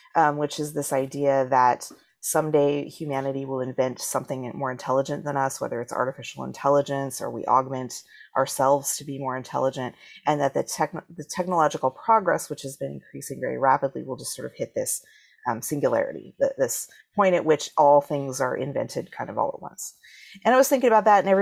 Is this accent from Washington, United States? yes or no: yes; Washington, United States; also born or lived in Salt Lake City, Utah; we moved to Washington State when I was 3